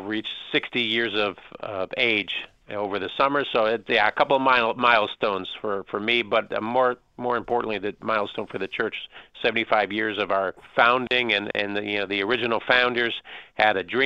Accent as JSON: {"language": "English", "town": "Chicago", "region": "Illinois", "country": "United States", "tie": "born or raised there", "also_born_or_lived": "Roanoke, Virginia", "moved": "yes", "lives_now": "Newport News, United States", "said": "growing up in Chicago, we had quite a few fine Greek restaurants"}